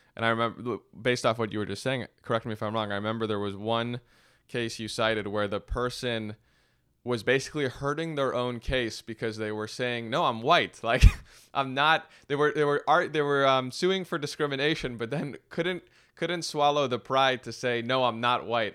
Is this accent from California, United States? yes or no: yes; Los Angeles, California, United States; growing up in Los Angeles